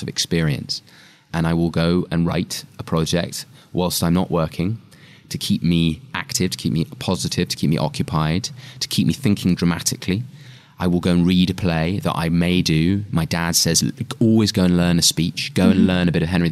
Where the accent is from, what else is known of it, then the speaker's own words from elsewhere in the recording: England, United Kingdom; being English again.